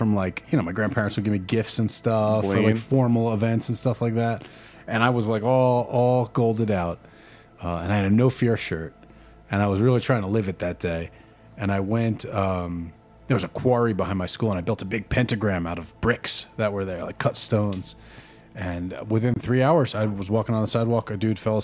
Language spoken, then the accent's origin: English; New Jersey, United States; growing up in Jersey